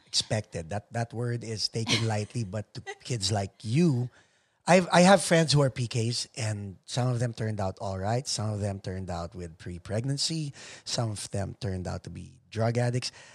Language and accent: English; Cavite City, Calabarzon, Philippines; I'm from Cavite City.